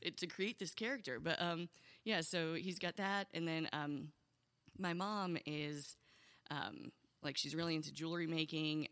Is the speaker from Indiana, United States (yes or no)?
yes; Indiana, United States; also born or lived in Oberlin, Ohio; I moved to Indiana when I was seven